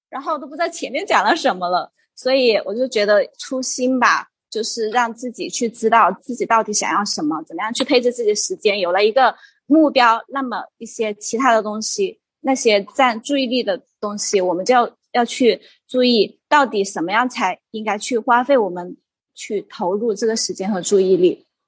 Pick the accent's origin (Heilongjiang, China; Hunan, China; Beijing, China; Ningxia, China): Hunan, China; now in Guilin, China; 我是，现在是生活在桂林，大陆的桂林，然后我是湖南人